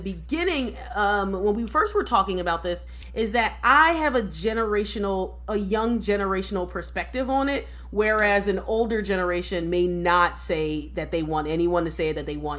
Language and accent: English; United States; I'm an American born black person